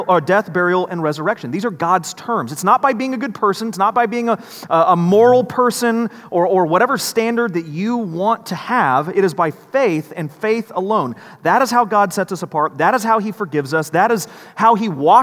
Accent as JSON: {"language": "English", "country": "United States", "said": "We as Americans"}